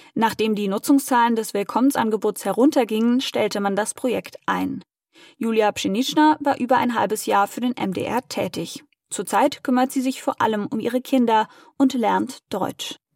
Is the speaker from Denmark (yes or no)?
no; Ukraine; German is a second language; moved away as an adult; also born or lived in Kyiv; now in Germany; nach Hause in die Ukraine